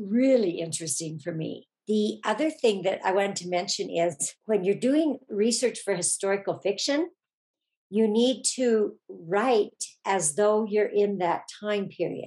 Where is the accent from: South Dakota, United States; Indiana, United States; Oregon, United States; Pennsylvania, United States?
Oregon, United States; moved away as an adult; I grew up in Oregon and mm-hmm. lived there until I was 45